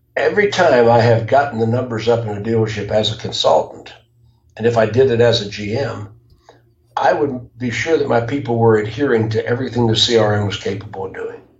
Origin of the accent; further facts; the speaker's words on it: Jacksonville, Florida, United States; I grew up in Jacksonville